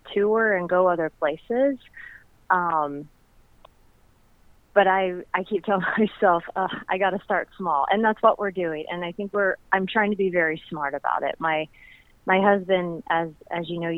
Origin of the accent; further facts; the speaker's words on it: Chattanooga, Tennessee, United States; moved away as an adult; also born or lived in Nashville, Tennessee; now in St. Louis, United States; I grew up in Chattanooga, Tennessee